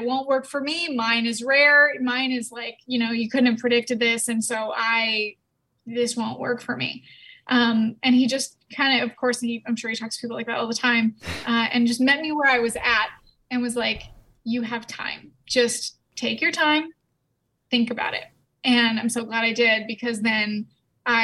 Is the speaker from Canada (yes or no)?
yes; Canada; I'm from Canada